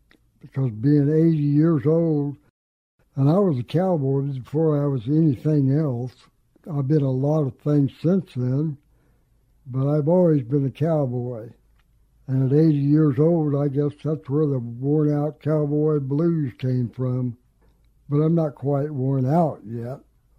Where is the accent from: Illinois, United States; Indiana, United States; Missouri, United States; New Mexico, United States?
New Mexico, United States; moved away; I came up here from New Mexico way back in 78, so I consider myself a native now. I'm even used to the rain.